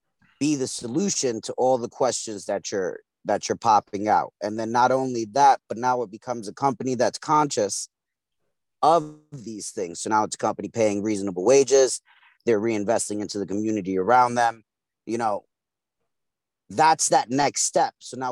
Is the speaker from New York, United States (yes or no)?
yes; Brooklyn, New York, United States; Yeah, I'm from East New York, Brooklyn. Grew up, raised, the whole nine.